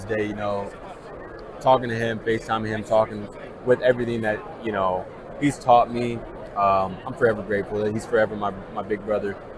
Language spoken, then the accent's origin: English; California, United States; moved away; also born or lived in Boise, Idaho / Minneapolis, Minnesota; growing up in California